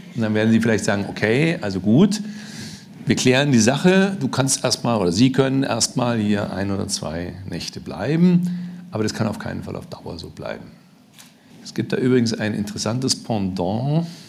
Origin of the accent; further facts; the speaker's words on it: Germany; als Deutscher